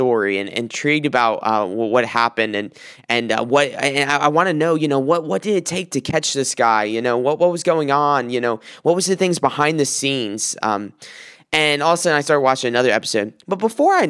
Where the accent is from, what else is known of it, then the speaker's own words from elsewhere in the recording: South Carolina, United States; now in Michigan, United States; I'm from South Carolina, so often I'll take trips, 12-hour trips from Michigan down to South Carolina